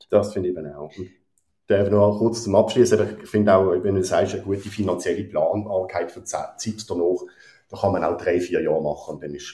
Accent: Basel, Basel-Stadt, Switzerland; sogar Basel-Stadt, wo ich herkomme, hat angefangen, die goldige Fallschirm langsam

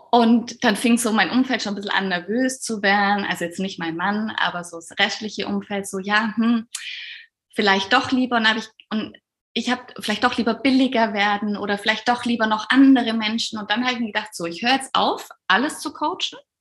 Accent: Allgäu, Bavaria, Germany; ich komme aus dem, aus dem Allgäu, ganz aus dem Süden bin dort Kinderärztin

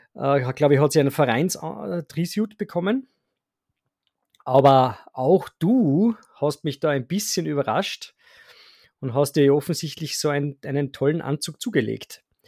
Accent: Salzburg, Austria; bei uns in Salzburg

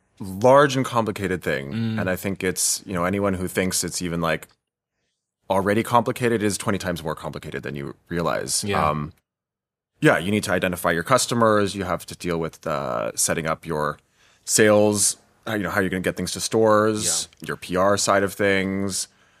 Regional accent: United States; it took me a long time to get, for example, my first job in Europe as an American.

